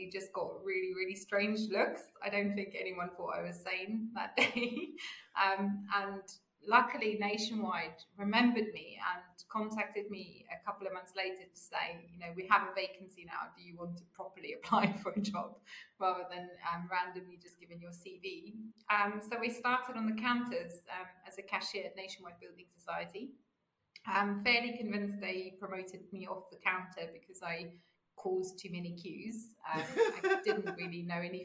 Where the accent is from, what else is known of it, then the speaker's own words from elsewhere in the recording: South Africa; moved away as an adult; now in United Kingdom; I grew up in South Africa